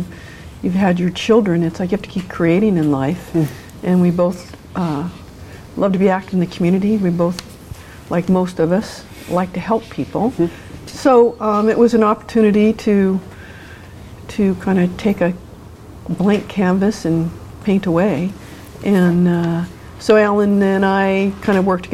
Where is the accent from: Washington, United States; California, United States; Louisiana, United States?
California, United States; moved away as an adult; now in Oregon, United States; I grew up in California, but came here in 74 after college